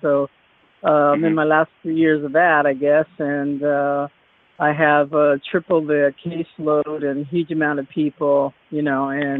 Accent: Boston, Massachusetts, United States; I was born in Boston.

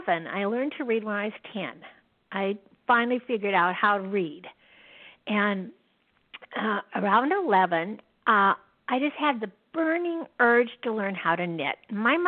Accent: Yakima, Washington, United States; I was born and raised in Yakima, Washington, which is right in the center of Washington State

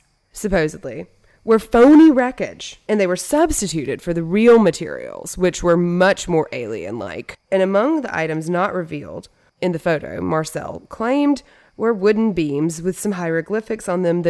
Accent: Natchitoches, Louisiana, United States; Natchitoches, Louisiana, which is my hometown.

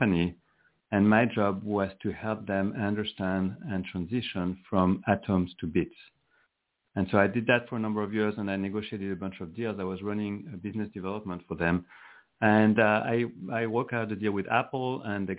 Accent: France; moved away as an adult; now in Silicon Valley, United States; I'm from Europe. I'm from France. But I have been in Silicon Valley for 31 years.

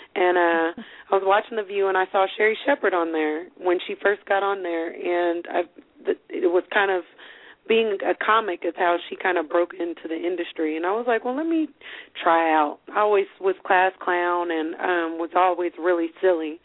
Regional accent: United States; I was born in America

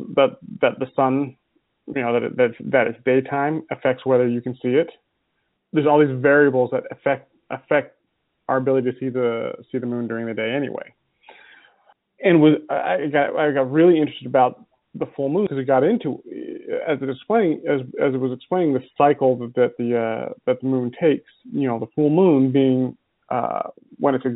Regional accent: Utah, United States; also born or lived in California; now in Illinois, United States; I grew up in Utah

